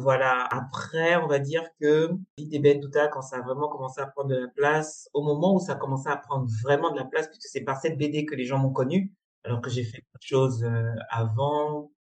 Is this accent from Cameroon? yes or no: yes; Cameroon; moved away as an adult; also born or lived in Congo; j'ai grandi, j'ai vécu toute ma scolarité euh, au Cameroun